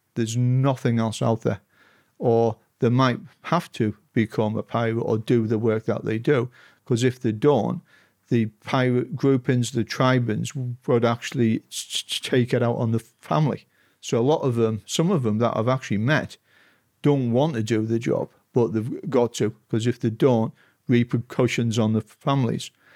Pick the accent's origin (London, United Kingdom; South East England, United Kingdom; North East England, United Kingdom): North East England, United Kingdom; Stockton-on-Tees; I grew up in Stocking on Tees in half east of England.